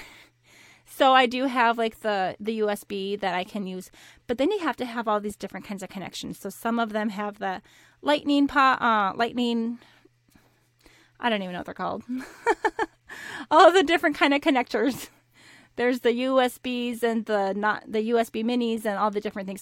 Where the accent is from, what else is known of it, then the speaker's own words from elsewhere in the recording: Minnesota, United States; moved away; I grew up in Minnesota